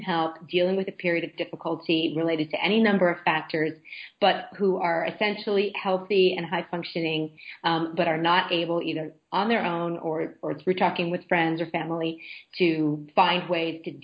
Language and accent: English; United States; moved away as an adult; as an American